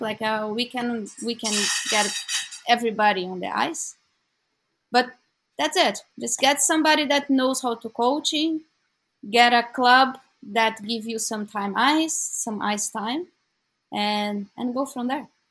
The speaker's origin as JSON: {"language": "English", "region": "São Paulo", "country": "Brazil", "tie": "born or raised there", "moved": "as an adult", "lives_now": "Vancouver, Canada", "said": "I was born in São Paulo, in Brazil"}